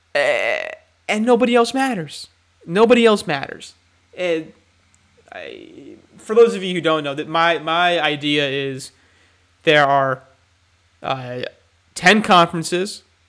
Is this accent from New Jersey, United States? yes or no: yes; New Jersey, United States; I'm from New Jersey. I, I'm not a Rutgers fan, like, growing up, but I, I like them to do well because I'm from New Jersey.